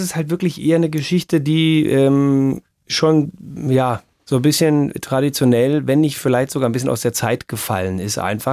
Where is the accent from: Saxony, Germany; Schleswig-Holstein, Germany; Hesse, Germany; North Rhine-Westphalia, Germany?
North Rhine-Westphalia, Germany; moved away; also born or lived in Bavaria; in meiner Heimat in N R